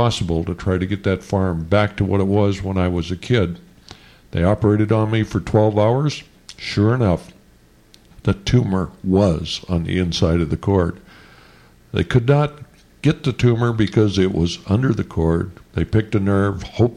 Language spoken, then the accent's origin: English; Montana, United States; I was from Montana